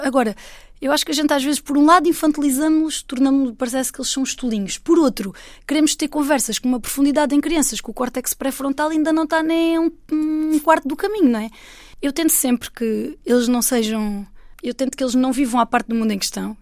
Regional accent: Alentejo, Portugal; eu sou portuguesa e eu sou uma mulher do Alentejo.

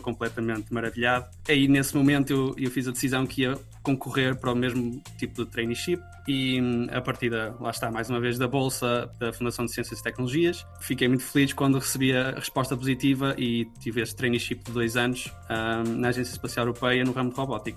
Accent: Portugal; moved away as an adult; now in The Hague, Netherlands; como português

